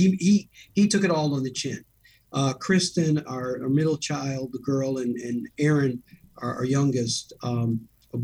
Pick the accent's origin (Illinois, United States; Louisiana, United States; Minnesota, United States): Illinois, United States; Chicago; also born or lived in River Forest, Illinois; Born and raised in Chicago, on the west side of Chicago